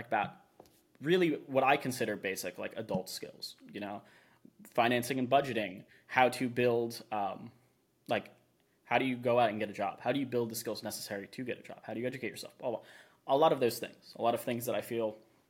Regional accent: Florida, United States; now in Austin, United States; I'm from Florida

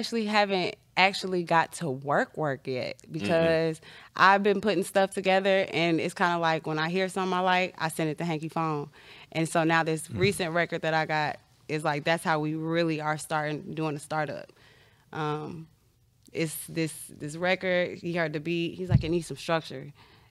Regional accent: Chicago, Illinois, United States; No, I'm from Chicago.

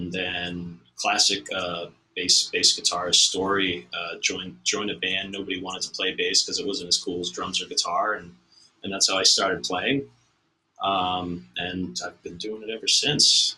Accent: Watertown, Massachusetts, United States; where I grew up in Watertown

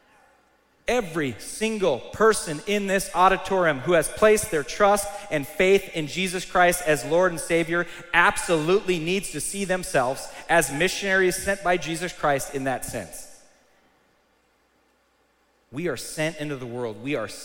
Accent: United States; I'm a proud American, I am. I love America.

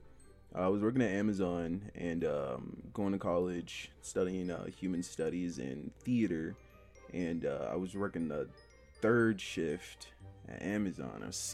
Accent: Indianapolis, Indiana, United States

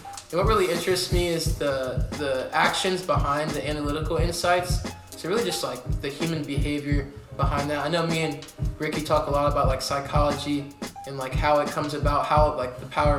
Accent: Columbus, Ohio, United States; moved away as an adult; now in Cincinnati, United States; So I'm originally from Columbus, Ohio. I went to Bishop Hartley High School

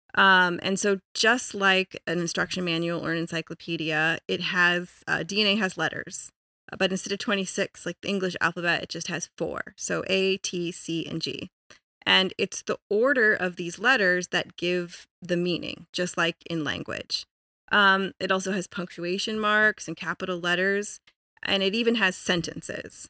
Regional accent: Colorado, United States; I was born and raised in Colorado

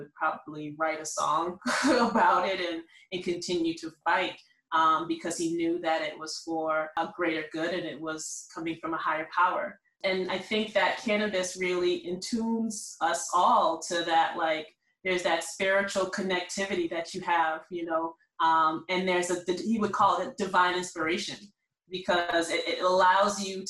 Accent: Boston, Massachusetts, United States; I'm from Boston, the inner city.

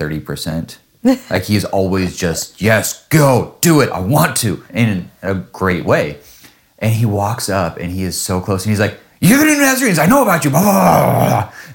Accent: Washougal, Washington, United States; moved away as an adult; now in Singapore; I'm like, well, I grew up in Washougal.

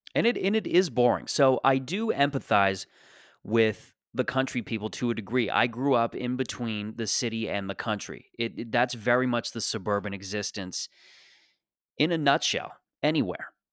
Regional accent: Mississauga, Ontario, Canada; born or raised there; moved away as an adult; also born or lived in Toronto

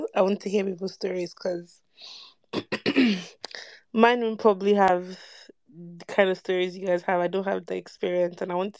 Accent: Nigeria; Like, it's not just about being Nigerian and Black.

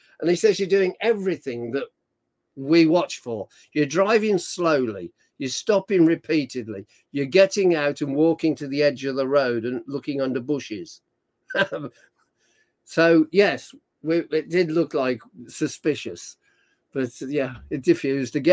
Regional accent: United Kingdom; I'm British.

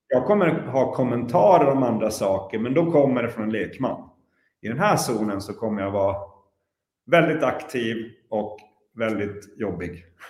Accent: Luleå, Norrbotten County, Sweden; i Luleå i vart fall, där jag kommer ifrån

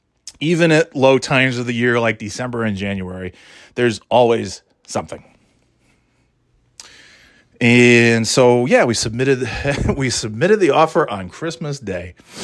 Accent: New York, United States; So I was really being from New York, of course, that's all you see is Mets, Yankees, Giants, Bills, Jets, Knicks, stuff.

